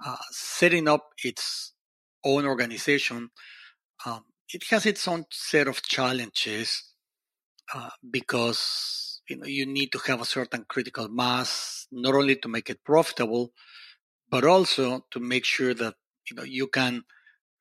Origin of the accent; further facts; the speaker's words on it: Mexico; also born or lived in Poland; I am Mexican. So I am Latin American by not only by birth, but also, you know, in heart.